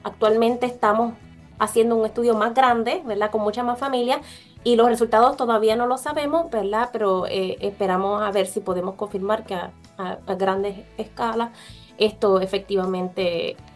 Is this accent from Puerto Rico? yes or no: yes; Orocovis, Puerto Rico; yo soy original de Puerto Rico también. nací, eh, ¿verdad?, allá en Puerto Rico, fui criada en Orocovis